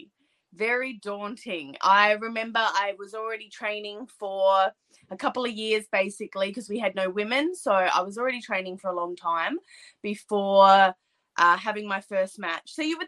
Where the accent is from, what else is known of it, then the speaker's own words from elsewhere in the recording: Australia; I'm an Australian wrestler